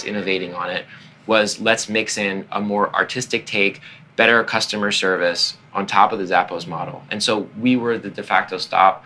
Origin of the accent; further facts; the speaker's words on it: Long Island, New York, United States; I'm from Long Island, always wanted to be in the city